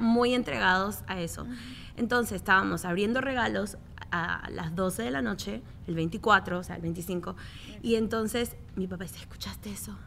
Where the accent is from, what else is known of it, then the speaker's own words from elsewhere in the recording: Miami, Florida, United States; yo me crié aquí, yo nací aquí en Miami